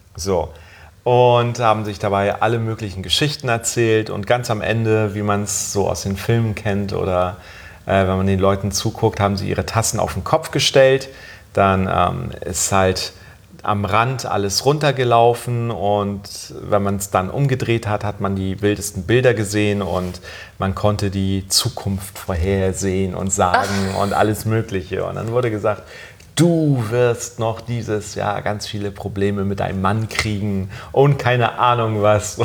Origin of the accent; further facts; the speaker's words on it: Germany; ich bin in Deutschland aufgewachsen